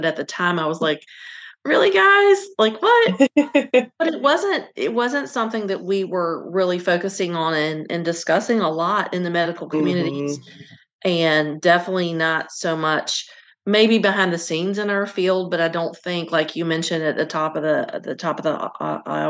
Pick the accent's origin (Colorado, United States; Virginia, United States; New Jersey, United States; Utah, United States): Virginia, United States; I grew up in Virginia and my family's from North Carolina